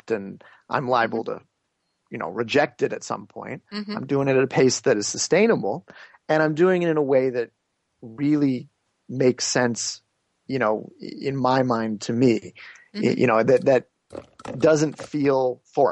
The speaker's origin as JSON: {"language": "English", "country": "United States", "tie": "born or raised there", "also_born_or_lived": "India", "said": "growing up in the United States"}